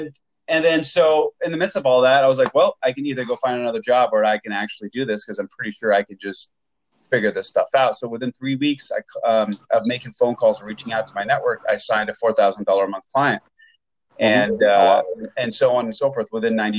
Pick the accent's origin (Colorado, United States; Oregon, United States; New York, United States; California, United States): Oregon, United States; Portland; also born or lived in Beirut, Lebanon; I was born and raised in Portland, Oregon, but I lived most of my youth, about 10 or 12 years, in Beirut, Lebanon.